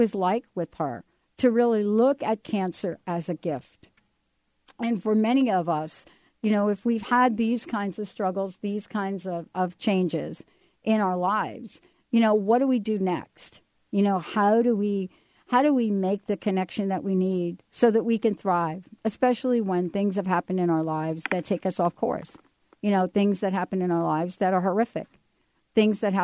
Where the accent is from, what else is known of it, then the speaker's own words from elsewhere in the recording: East Coast, United States; also born or lived in Los Angeles area; now in Pacific Northwest, United States; I grew up on the East Coast